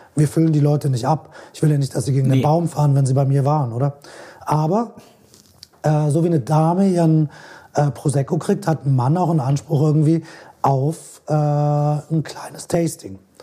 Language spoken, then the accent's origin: German; Switzerland; bei uns in der Schweiz